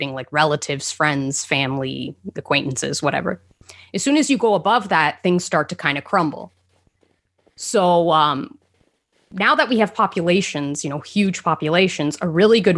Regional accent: Canada; I'm a Canadian living in a town no one's heard

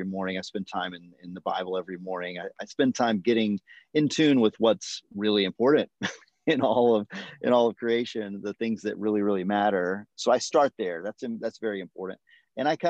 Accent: United States; as an American

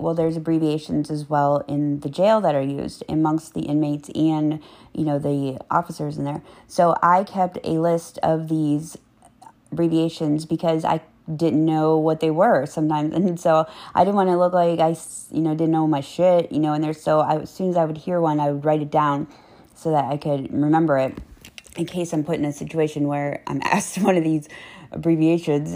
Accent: Tampa, Florida, United States; also born or lived in Apollo Beach, Florida; I'm from Tampa area

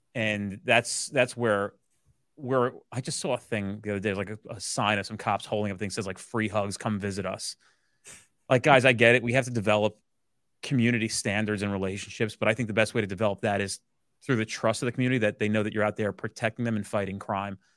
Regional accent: New Jersey, United States; I'm a New Jersey based boy who grew up here, uh, has no intention of leaving here

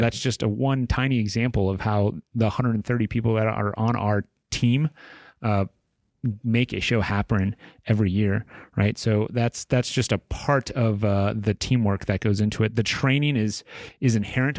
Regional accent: Tucson, Arizona, United States; moved away as an adult; it's my hometown

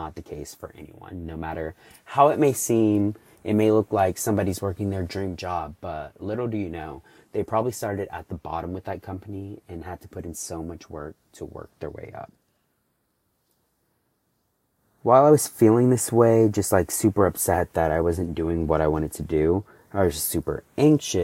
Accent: Houston, Texas, United States; I'm 24 years old and I'm from Houston, Texas

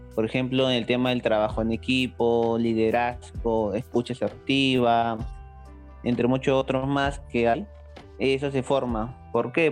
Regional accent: Lima, Peru; yo soy limeño, pero prácticamente no me considero uno

